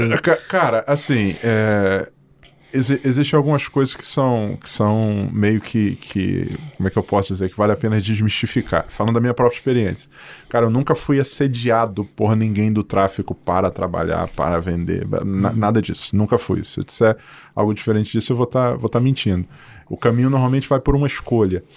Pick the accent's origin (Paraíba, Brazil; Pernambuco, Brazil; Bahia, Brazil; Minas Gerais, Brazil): Paraíba, Brazil; Cruz do Espírito Santo; also born or lived in Rio de Janeiro; now in Londrina, Brazil; Eu nasci numa cidade chamada Cruz do Espírito Santo, na, na Paraíba